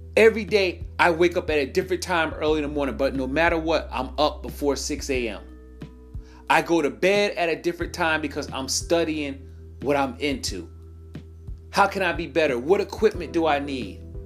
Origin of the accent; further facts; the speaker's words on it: New York, United States; moved away; I'm originally from New York